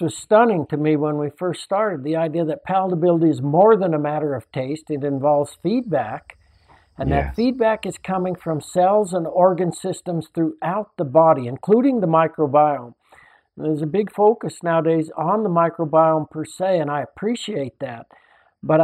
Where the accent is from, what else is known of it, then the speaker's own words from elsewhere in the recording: Salida, Colorado, United States; when I was a young boy growing up in Salida in central Colorado